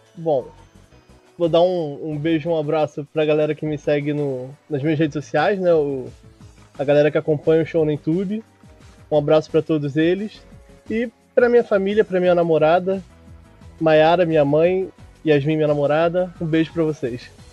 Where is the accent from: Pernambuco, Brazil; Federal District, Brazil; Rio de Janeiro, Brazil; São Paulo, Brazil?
Rio de Janeiro, Brazil; accent: Rio de Janeiro; Eu sou do Rio de Janeiro. Moro em tá Jacarepaguá